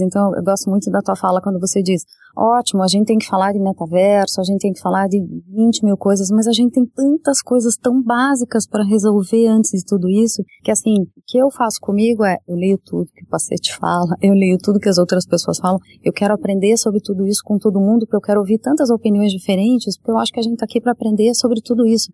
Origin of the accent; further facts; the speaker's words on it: Curitiba, Paraná, Brazil; moved away; sou curitibana